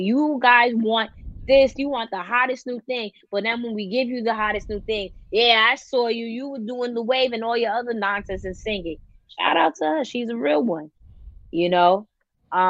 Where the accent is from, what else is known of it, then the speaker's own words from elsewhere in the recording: New York, United States; I'm a New Yorker through and through